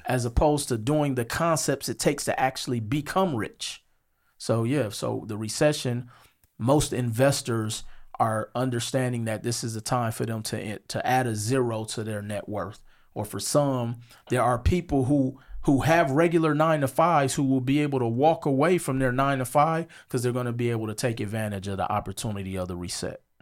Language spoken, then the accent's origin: English; Milwaukee, Wisconsin, United States; moved away as an adult; also born or lived in Las Vegas; I'm from Milwaukee, Wisconsin. I grew up on 47th and Hampton.